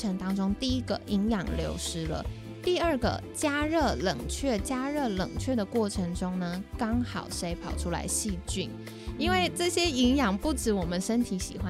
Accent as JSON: {"language": "Chinese", "country": "Taiwan", "said": "为什么我们台湾人很多，特别是长辈有大肠癌，"}